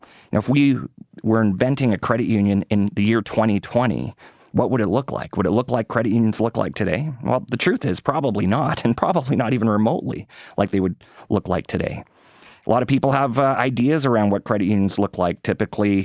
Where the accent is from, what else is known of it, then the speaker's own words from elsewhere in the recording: Winnipeg, Manitoba, Canada; moved away; I got to live at a few parts of the country, but I grew up in Winnipeg